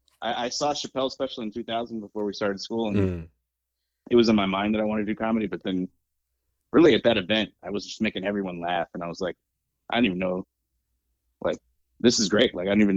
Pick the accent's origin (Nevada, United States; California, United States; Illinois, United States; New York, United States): Illinois, United States; Chicago; moved away as an adult; now in Los Angeles, United States; I was born and raised in Chicago, inside the city. No suburbs here. I'm a city boy